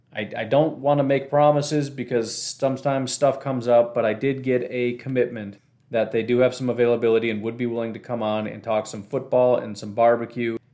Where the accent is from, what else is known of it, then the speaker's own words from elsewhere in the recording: Illinois, United States; now in Wisconsin, United States; when I grew up in Illinois, there were Cubs fans and White Sox fans